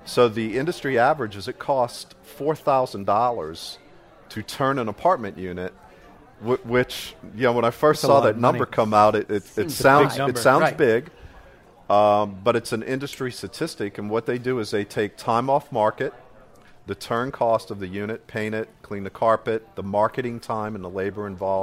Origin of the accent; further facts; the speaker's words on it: New Orleans, Louisiana, United States; I'm from New Orleans.